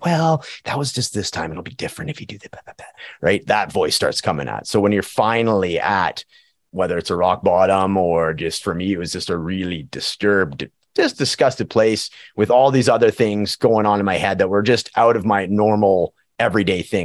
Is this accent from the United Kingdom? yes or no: no; Prince George, British Columbia, Canada; now in Edmonton, Canada; my hometown of Prince George, B C